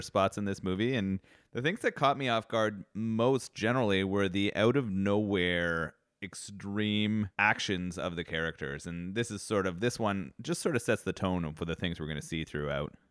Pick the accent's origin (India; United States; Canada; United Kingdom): Canada; as a Canadian